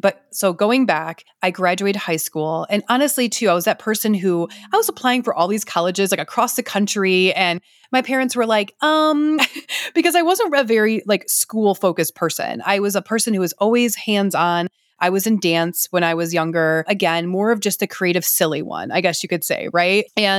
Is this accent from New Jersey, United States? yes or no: no; Detroit, Michigan, United States; I grew up in around Detroit, Michigan, just north of Detroit.